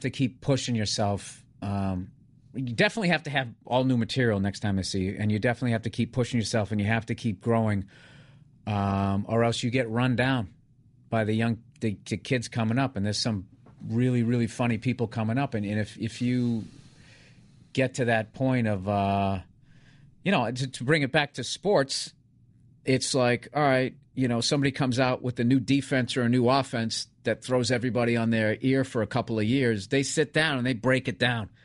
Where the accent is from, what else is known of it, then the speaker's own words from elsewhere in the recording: suburbs of Boston, Massachusetts, United States; moved away; I'm from the safe suburbs of Boston